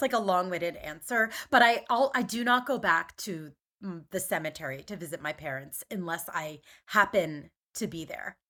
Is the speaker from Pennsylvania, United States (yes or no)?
yes; Main Line, Philadelphia suburbs, Pennsylvania, United States; moved away as an adult; also born or lived in Atlanta, United States / Caracas, Venezuela / Spain / New York, United States; I grew up in the Main Line